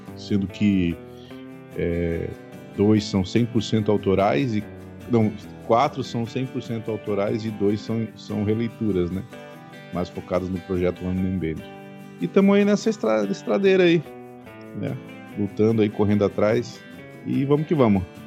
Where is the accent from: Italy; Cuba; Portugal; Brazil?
Brazil; southern Santa Catarina; moved away as an adult; now in Rio de Janeiro, Brazil; Eu sou, eu sou catarinense, sou do sul de, do Brasil, né? Mais especificamente do sul de Santa Catarina